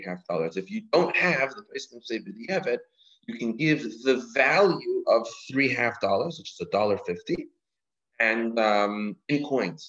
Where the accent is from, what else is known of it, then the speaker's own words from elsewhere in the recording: Canada; now in United States; I'm from Canada.